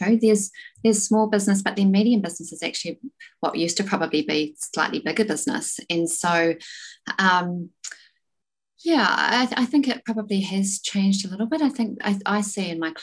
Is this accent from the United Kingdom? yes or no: no; South Island, New Zealand; I'm from the South Island, small town, never really been overseas, or hadn't been overseas